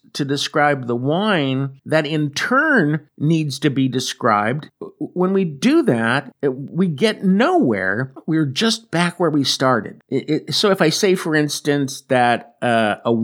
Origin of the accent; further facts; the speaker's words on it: California, United States; moved away as an adult; now in Atri, Italy; I am a Californian, but I came here a year ago after living my entire life in California